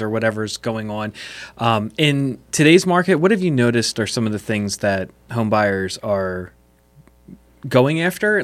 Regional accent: West Chester, Pennsylvania, United States; I grew up in Westchester

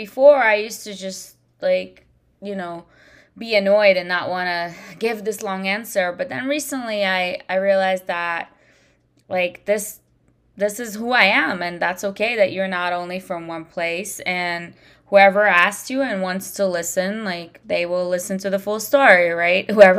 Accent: Washington, District of Columbia, United States; well, I'm from Washington, D.C. because I was just in a different state, right?

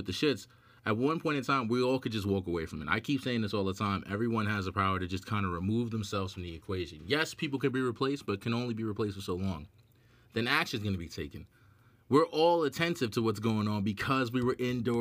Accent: New York, United States; I'm from New York.

